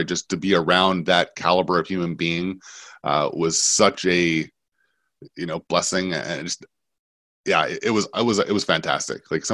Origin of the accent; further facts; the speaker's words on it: Vancouver, British Columbia, Canada; moved away; Growing up in Vancouver